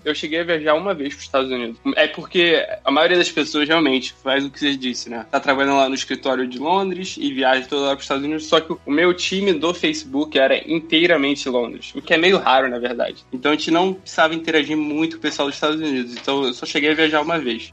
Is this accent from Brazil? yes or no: yes; Rio de Janeiro, Brazil; moved away as an adult; now in San Francisco, United States; Eu sou do Rio, sou carioca e estudei também aqui no Rio